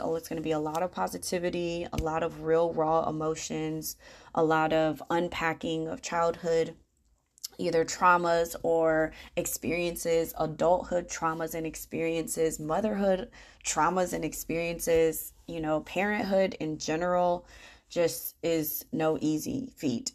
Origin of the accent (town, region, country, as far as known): Grand Rapids, Michigan, United States; born or raised there; moved away as an adult; now in Charlotte, United States